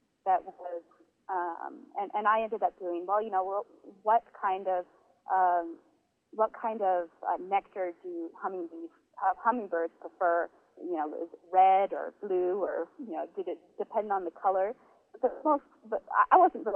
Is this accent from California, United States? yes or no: yes; Northern California, United States; moved away as an adult; also born or lived in South Bend, Indiana; now in Mexico; growing up in Northern California